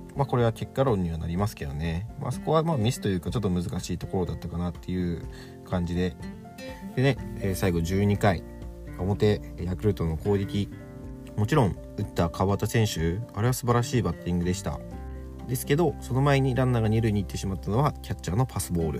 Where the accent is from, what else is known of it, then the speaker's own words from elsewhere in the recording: Fukuoka, Japan; 地元の福岡